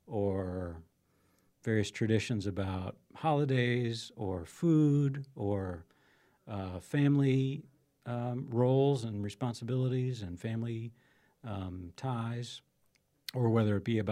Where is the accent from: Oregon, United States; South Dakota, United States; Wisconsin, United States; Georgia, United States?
South Dakota, United States; De Smet; I grew up here in South Dakota, one of the South Dakota's more historical towns, DeSmet. Graduated from high school there, went to SDSU, and then went in the Air Force.